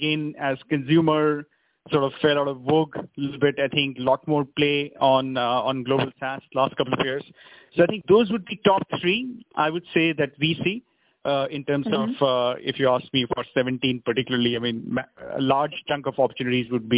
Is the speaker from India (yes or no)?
yes; India; us as Indian entrepreneurs